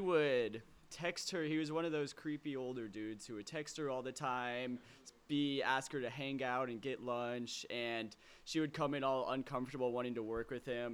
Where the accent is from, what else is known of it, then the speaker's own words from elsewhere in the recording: Lake Oswego, Oregon, United States; I grew up in Lake Oswego